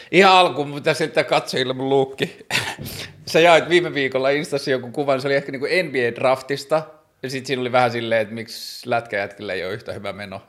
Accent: Tornio, Lapland, Finland; mä tulin pikkukaupungista Torniosta Pohjois-Suomesta

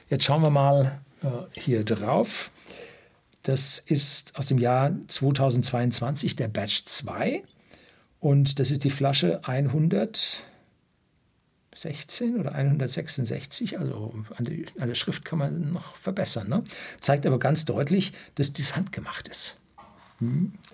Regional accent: North Rhine-Westphalia, Germany; Also ich kenne Kohle, ich bin im Ruhrgebiet aufgewachsen

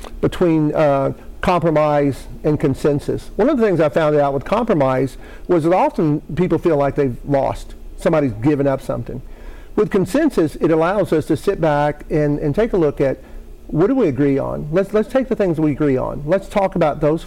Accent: Maceo, Kentucky, United States; I was born in western Kentucky, a small town of Maceo, just outside of Owensboro.

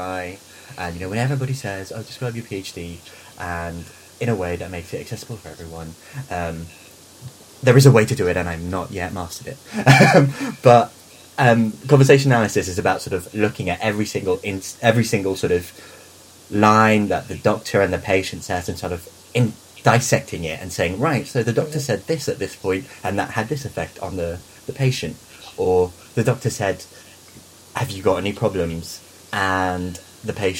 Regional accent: Philippines; moved away; I am Filipino.

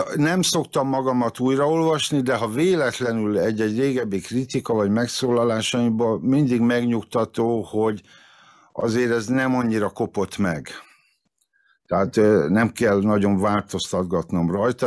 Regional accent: Veszprém, Veszprém County, Hungary; moved away as an adult; also born or lived in Várpalota; Várpalotán születtem, de csak azért, mert ott vállalták a szülés, meg ott volt ismerős orvos, de lényegében mind a 18 évemet Veszprémbe töltöttem

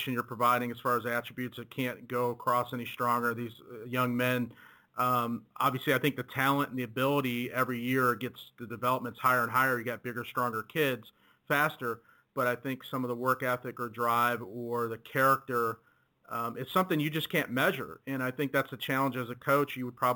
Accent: Cleveland, Ohio, United States; also born or lived in Wichita, Kansas; I'm from Cleveland

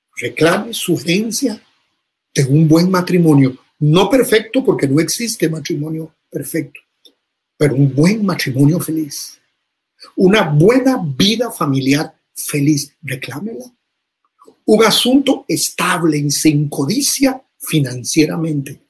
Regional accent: Costa Rica; decimos en Costa Rica

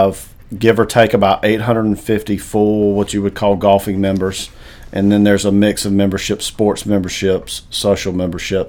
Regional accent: Wake Forest, North Carolina, United States; born or raised there; also born or lived in Pinehurst, North Carolina / Buies Creek, North Carolina

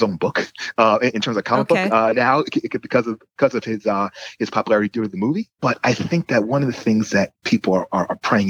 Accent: United States; I'm an American.

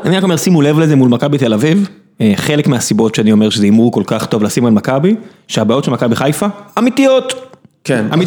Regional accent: Beersheba, Southern District, Israel; אני גדלתי בדלת, גדלתי, גרתי בדלת, בבית, במצדה, בכל השכונות האלה

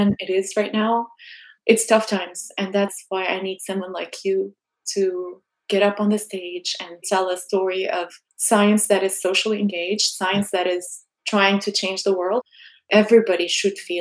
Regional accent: Jordan; now in San Diego, United States; I grew up in Jordan.

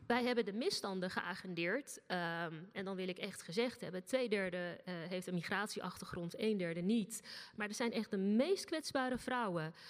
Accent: Rotterdam, South Holland, Netherlands; Rotterdam. Mijn hometown

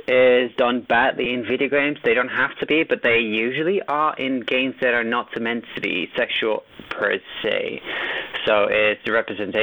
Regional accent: Netherlands; I'm from the Netherlands.

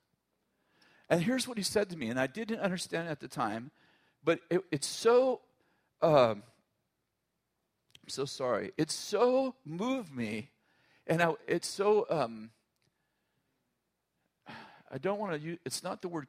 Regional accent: United States; I'm American and intensely patriotic

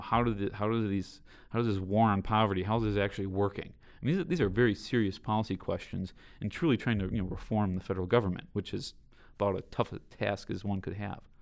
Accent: Southeast Wisconsin, United States; growing up in Southeast Wisconsin

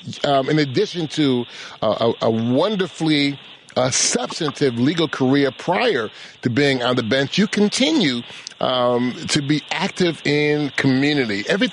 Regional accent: Massachusetts, United States; I'm from Massachusetts.

